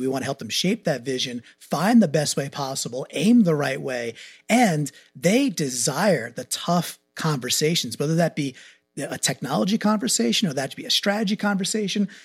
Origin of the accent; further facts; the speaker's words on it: Long Island, New York, United States; moved away as an adult; now in Connecticut, United States; So I'm a New Yorker by birth, grew up in Long Island, went to Yukon, stayed in Connecticut